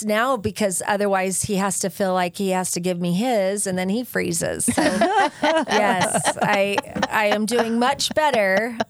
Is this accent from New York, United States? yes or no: no; St. George, Utah, United States; I grew up in St. George